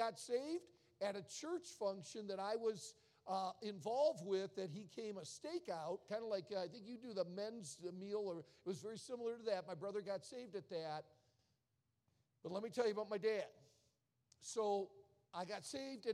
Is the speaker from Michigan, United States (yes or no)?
yes; outside of Detroit, Michigan, United States; I was born and raised outside of Detroit